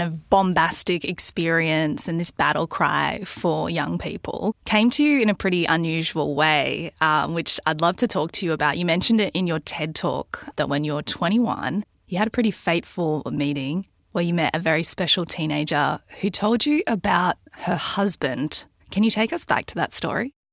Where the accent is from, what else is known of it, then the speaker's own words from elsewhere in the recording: Mission Beach, Queensland, Australia; moved away as an adult; now in Sydney, Australia; where I grew up in Mission Beach in far north Queensland